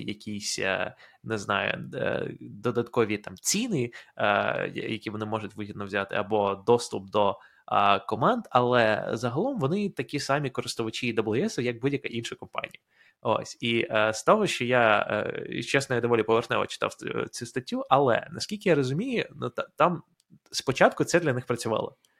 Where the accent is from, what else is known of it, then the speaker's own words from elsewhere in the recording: Ukraine; moved away as an adult; now in United States; в Україні ти розмовляєш українською е, все своє життя